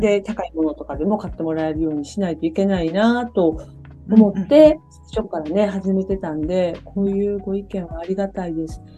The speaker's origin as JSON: {"language": "Japanese", "region": "Kansai", "country": "Japan", "tie": "born or raised there", "also_born_or_lived": "Kyoto", "moved": "yes", "lives_now": "Netherlands", "said": "あの私たち関西出身のあれが"}